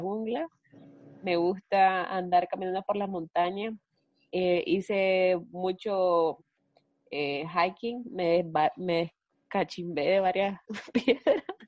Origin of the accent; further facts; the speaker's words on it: Nicaragua; somos dos hermanas nicaragüenses